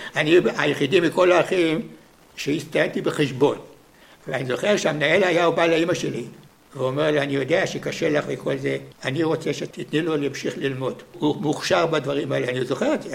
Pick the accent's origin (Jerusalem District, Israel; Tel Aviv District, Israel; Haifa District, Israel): Tel Aviv District, Israel; Herzliya; וכל הילדות שלי כולה מסתובבת בבני בנימין